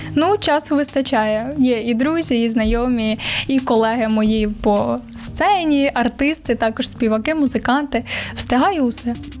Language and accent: Ukrainian; Vinnytsia, Vinnytsia Oblast, Ukraine; Я сама з Вінниці, я Вінничанка